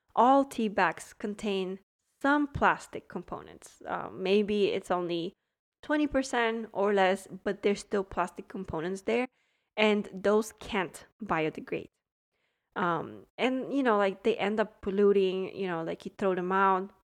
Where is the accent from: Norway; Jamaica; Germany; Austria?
Germany; now in Miami, United States; I grew up in Germany